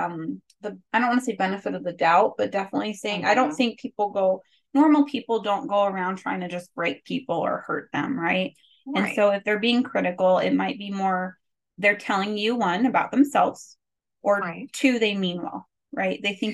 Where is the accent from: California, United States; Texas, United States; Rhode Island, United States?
California, United States; is it an Arizona thing? Because I grew up in California.